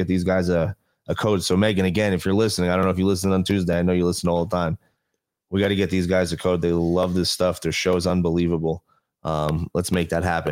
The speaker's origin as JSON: {"language": "English", "region": "New Jersey", "country": "United States", "moved": "yes", "lives_now": "Las Vegas, United States", "said": "I come from New Jersey area where service is everywhere"}